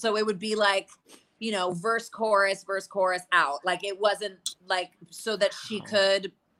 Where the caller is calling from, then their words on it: New York, United States; I'm here in New York. I got stuck here during pandemic, and I've been here ever since.